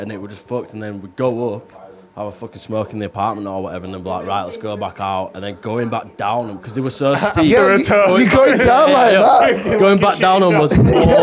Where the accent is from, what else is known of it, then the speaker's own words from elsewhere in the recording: Colne Valley, Yorkshire and the Humber, United Kingdom; I come from the Colne Valley where everyone was short. We're all stuffed in them little cottages.